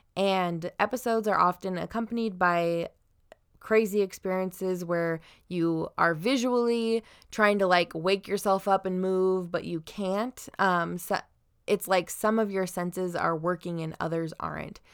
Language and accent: English; Southern Idaho, United States; now in Washington, United States; we're from Southern Idaho at first